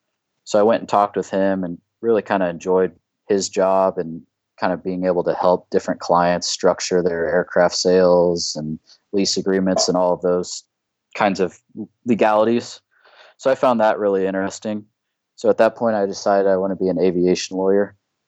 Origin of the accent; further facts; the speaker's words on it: Topeka, Kansas, United States; moved away; I'm from Topeka, Kansas originally.